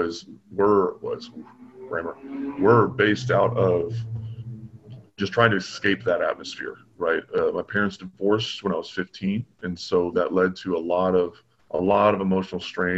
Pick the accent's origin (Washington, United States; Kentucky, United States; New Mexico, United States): Kentucky, United States; Bowling Green; moved away as an adult; now in California, United States; I was born and raised in Bowling Green, Kentucky